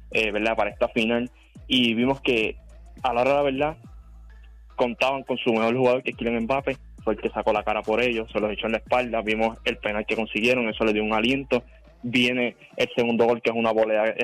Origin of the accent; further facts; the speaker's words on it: Argentina; todo el mundo sabe que soy argentino, a mí me encantaría que ellos levantaran la copa